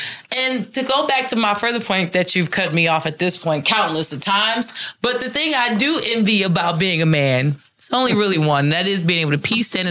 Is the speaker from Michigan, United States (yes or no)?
yes; Detroit, Michigan, United States; now in Minnesota, United States; I'm from Detroit